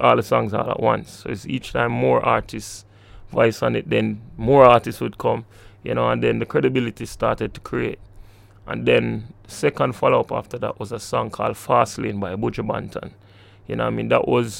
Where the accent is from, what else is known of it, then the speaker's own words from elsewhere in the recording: Kingston, Jamaica; I was born in Kingston, within this vicinity, close